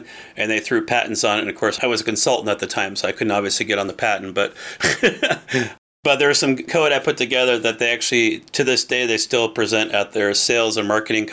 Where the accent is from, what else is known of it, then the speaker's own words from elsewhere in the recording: Seattle, Washington, United States; I'm from Seattle, Washington